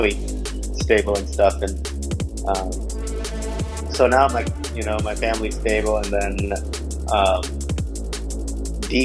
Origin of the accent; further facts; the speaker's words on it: Pakistan; moved away; I'm originally from Pakistan